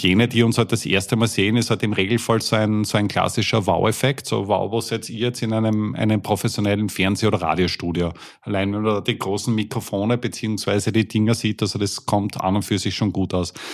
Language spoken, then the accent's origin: German; Austria; Wir kommen jetzt aus, aus Österreich